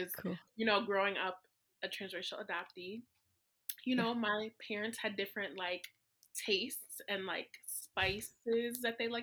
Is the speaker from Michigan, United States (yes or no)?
yes; small town about an hour from Detroit, Michigan, United States; I was born in Detroit, Michigan, and my family lived about an hour away. So I grew up in a really small white conservative town.